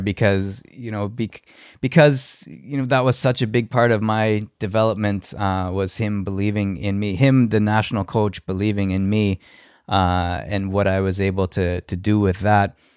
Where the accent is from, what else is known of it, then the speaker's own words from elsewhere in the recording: Halifax, Nova Scotia, Canada; I'm from Halifax